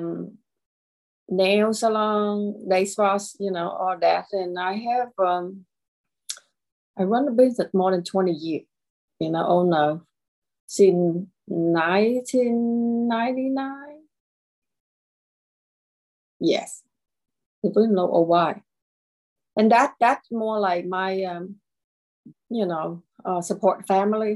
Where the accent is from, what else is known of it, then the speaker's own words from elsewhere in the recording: Lexington, South Carolina, United States; my hometown is Lexington, South Carolina, and I create and I live here